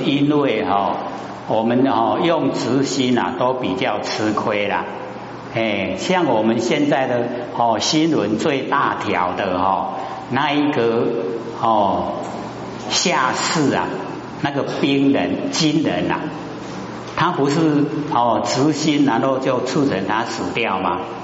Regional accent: Taiwan; 我们台湾话

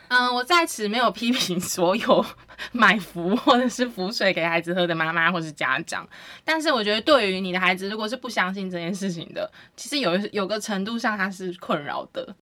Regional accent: Taiwan; 对于我们台湾人来说

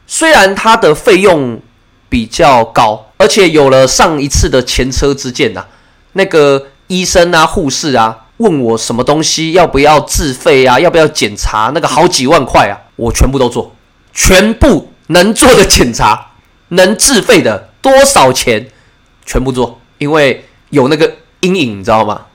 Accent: Taipei, Taiwan; now in New Taipei, Taiwan; 是一个土生土长、道地的天龙人，就是我以身为台北人自豪。虽然我住在新北市，但是我的户籍在台北市，我的身份证开头是 A 开头的

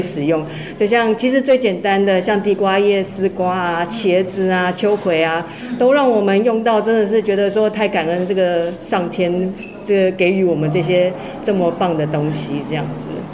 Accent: Taipei, Taiwan; moved away as an adult; now in Taitung, Taiwan; 我其实应该从小就是都在台北北部长大

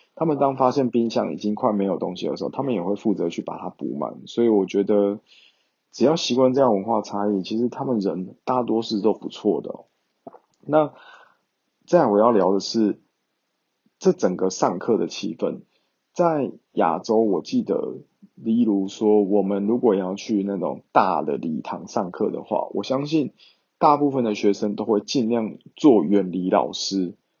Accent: Taiwan; moved away; 整个班级就只有我是台湾人

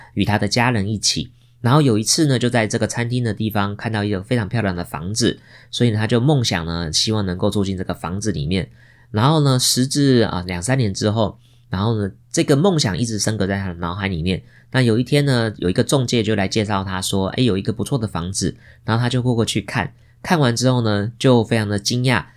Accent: Taiwan; 我们现在出生在台湾这个美丽的地方

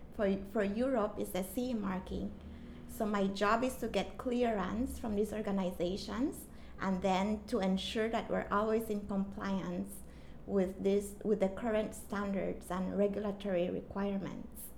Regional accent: Belize; moved away as an adult; now in Taiwan; I'm from the beautiful and tropical country of Belize

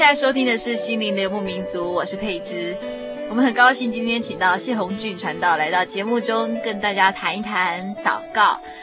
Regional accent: Taiwan; 以台湾来说，我们是宗国人

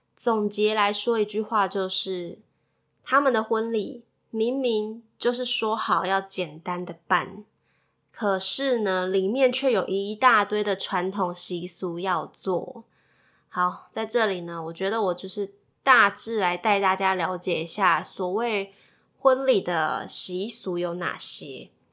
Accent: Kaohsiung, Taiwan; moved away as an adult; now in Taipei, Taiwan; 因为我是高雄人，所以我从高雄要嫁到台北

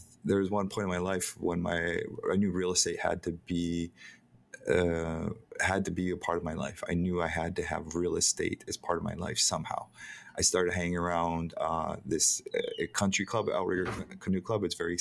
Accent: Hilo, Hawaii, United States; I'm born and raised in Hawaii. I was born on a pot farm in Hilo

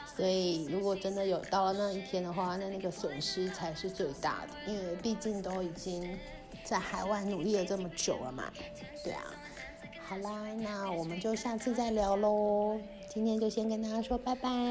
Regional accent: Kaohsiung, Taiwan; moved away as an adult; also born or lived in Canada / Hungary; 毕竟我是一个来自。充满着阳光、四季如春的高雄人

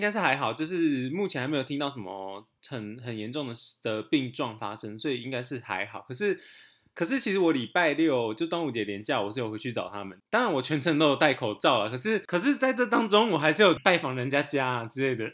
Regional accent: Taiwan; 我们就是从小在台湾的思想里面长大的

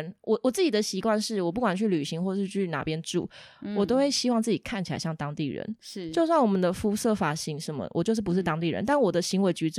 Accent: Taiwan; 然后像我们台湾人就会觉得很谦虚，然后做事情都默默的埋头苦干

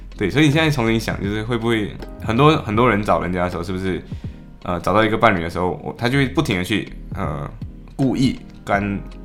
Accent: Malaysia; moved away as an adult; now in Liverpool, United Kingdom; 作为 Malaysian， 作为马来西亚人，我们的passport太强大了

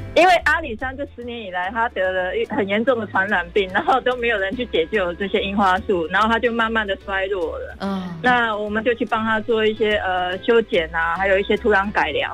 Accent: Taiwan; moved away as an adult; also born or lived in Japan; 我其实刚开始在台湾，我并不是读园艺系

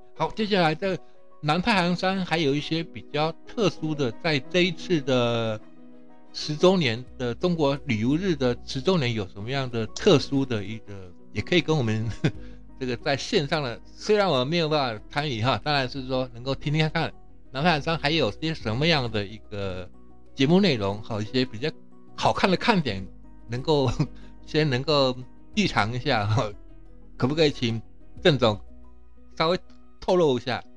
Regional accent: Taiwan; 像我们台湾人是比较，就比较不太清楚

